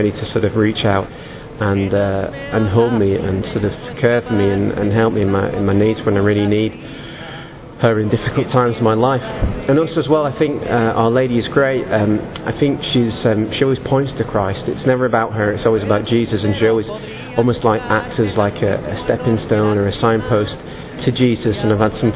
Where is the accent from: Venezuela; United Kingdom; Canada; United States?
United Kingdom; Manchester, North West England; I'm from Manchester in England.